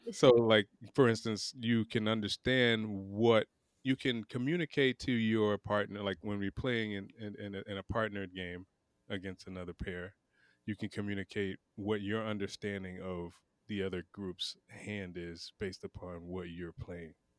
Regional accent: Pensacola, Florida, United States; I'm from Pensacola, Florida, which is an old, old town

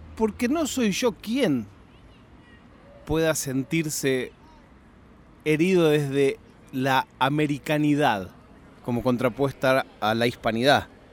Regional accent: Argentina; now in Spain; no tengo duda ninguna de sentirme argentino. Viva donde viva

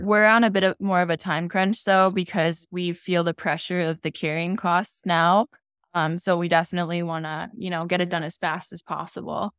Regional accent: Calgary, Alberta, Canada; also born or lived in Europe; I've been here my entire life.

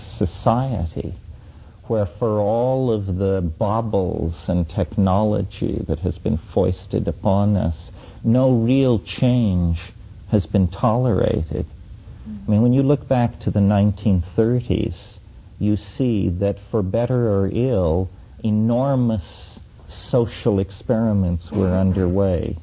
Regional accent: near Mesa Verde, Four Corners area of Colorado, United States; as a child, I grew up near Mesa Verde in the Four Corners area of Colorado

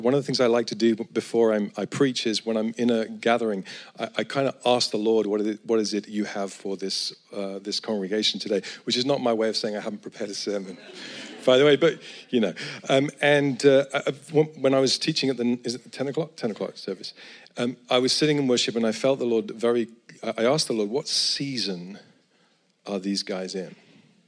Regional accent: Edinburgh, Scotland, United Kingdom; I come from Edinburgh

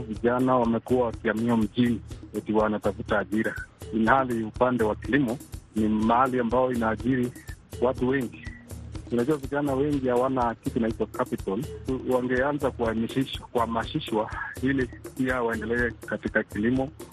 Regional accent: Eldoret, Uasin Gishu County, Kenya; natoka mji wa Eldoret

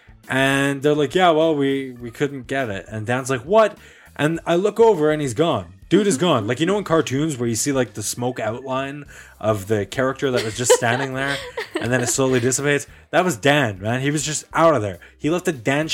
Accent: Canada; we're Canadian

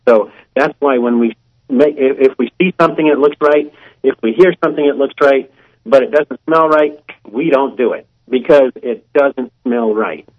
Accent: Columbus, Ohio, United States; I'm from Columbus, Ohio.

